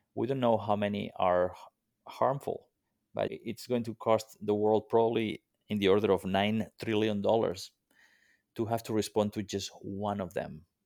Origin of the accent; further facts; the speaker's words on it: Mediterranean coast, Spain; moved away; I grew up on the Mediterranean coast of, uh, Spain